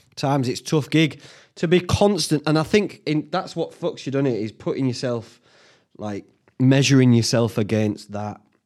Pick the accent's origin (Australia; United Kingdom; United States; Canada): United Kingdom; Whitby, Yorkshire and the Humber; when I were a lad growing up in Whitby